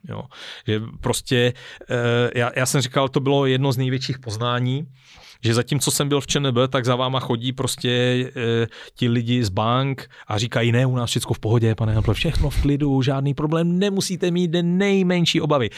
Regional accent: Czechia; já zase jsem docela Čech, jo, a i s těma vazbama mezinárodníma jsem, jsem docela Čech

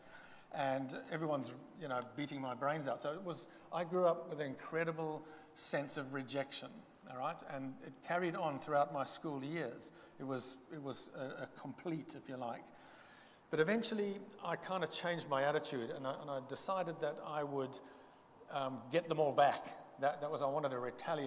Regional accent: Zambia; first language Bemba; English is a second language; moved away; I grew up in Zambia, which is in southern Central Africa, about one country below the equator.

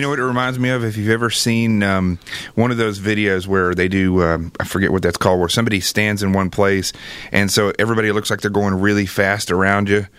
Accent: Arkansas, United States; moved away; I grew up in Arkansas, and uh, I grew up extremely poor uh, in the middle of nowhere

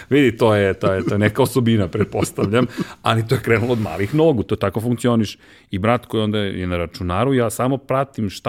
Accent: Belgrade, Serbia; also born or lived in Višegradska Street, Belgrade; I sad Zemunci me ne priznaju kao svog, jer nisam rođen u Zemunu, rođen sam u Višegradskoj, dakle, na strani ove, reke, sa ove strane reke i ti nisi Zemunac, ali si odrast u Zemunu.

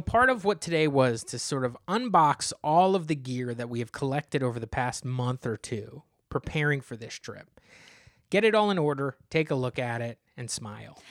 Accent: New Jersey, United States; you're twenty-five minutes from my hometown

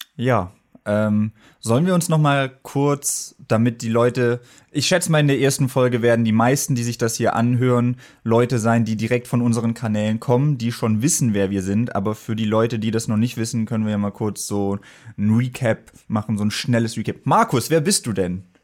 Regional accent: Germany; moved away as an adult; now in Berlin, Germany; Ich komme auch ursprünglich nicht aus Berlin, sondern vom Bodensee.

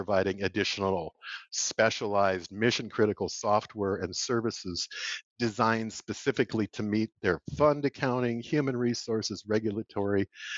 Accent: Comfrey, Minnesota, United States; I grew up on a rural farm in southwest corner of Minnesota near a little town of Comfrey, Minnesota.

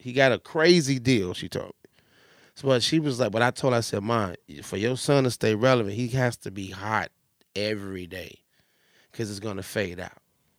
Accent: North Carolina, United States; I'm from North Carolina. My people from North Carolina.

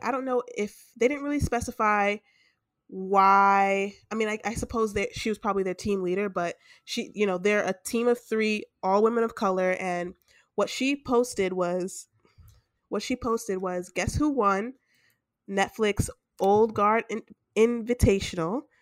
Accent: New York, United States; we're from New York

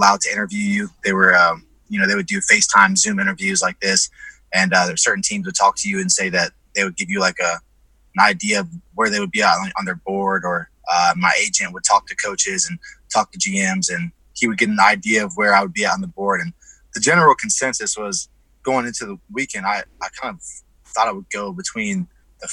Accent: Dayton, Ohio, United States; also born or lived in Columbus, Ohio; I'm from Ohio. I was born in Dayton, Ohio. I live in Columbus, Ohio.

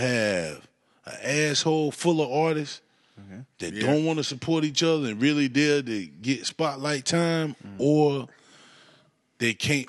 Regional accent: Raleigh, North Carolina, United States; also born or lived in Atlanta / Washington, D.C.; I was born in Atlanta, but I was raised in Raleigh.

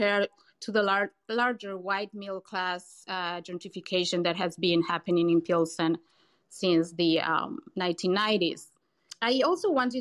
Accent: Buenos Aires, Argentina; moved away as an adult; now in Chicago, United States; I'm originally from Buenos Aires, Argentina. You may pick that from my accent

